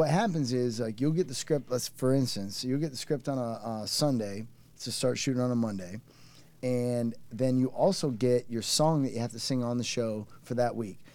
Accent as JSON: {"language": "English", "town": "Cedar Rapids", "region": "Iowa", "country": "United States", "tie": "born or raised there", "said": "my hometown of Cedar Rapids, Iowa"}